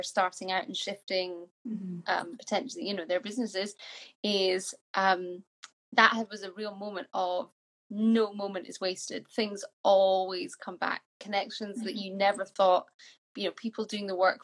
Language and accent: English; Yorkshire and the Humber, United Kingdom; also born or lived in Scotland; I'm Scottish, but I grew up in Yorkshire. I left Scotland when I was 10